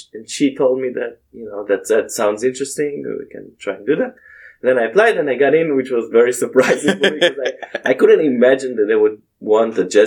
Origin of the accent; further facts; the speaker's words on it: Israel; moved away; I grew up in Israel, so we have Bible class